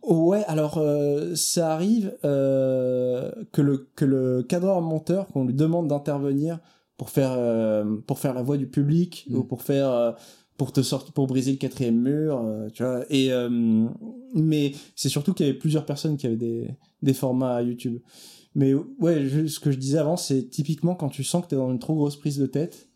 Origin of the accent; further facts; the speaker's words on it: Italy; en tant qu'Italien